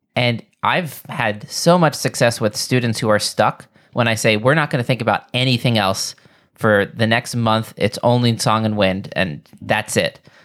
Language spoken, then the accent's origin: English; New York, United States; where I grew up here in New York